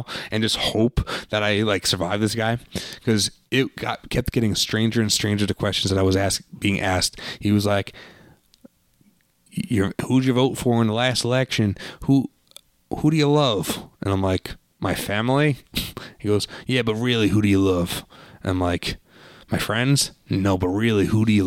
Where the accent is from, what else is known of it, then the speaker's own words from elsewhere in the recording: New York, United States; I'm from New York